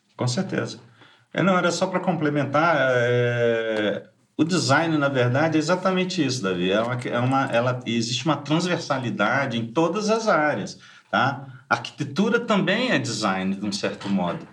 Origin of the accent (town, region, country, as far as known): Rio de Janeiro, Brazil; moved away as an adult; also born or lived in France